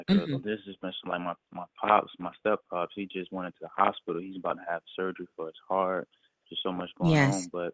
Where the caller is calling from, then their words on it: Tampa, Florida, United States; I'm calling there from Florida.